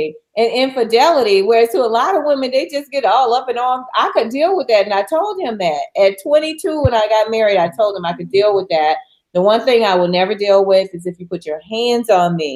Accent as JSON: {"language": "English", "town": "New Orleans", "region": "Louisiana", "country": "United States", "tie": "born or raised there", "said": "the streets of my hometown in New Orleans"}